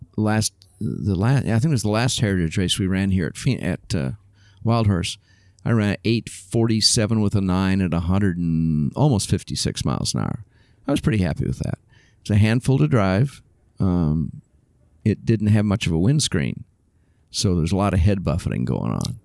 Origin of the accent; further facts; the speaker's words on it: Southern California, United States; also born or lived in Oakland, California; I grew up in Southern California. I was born in Oakland, but we moved to Southern California when I was a kid.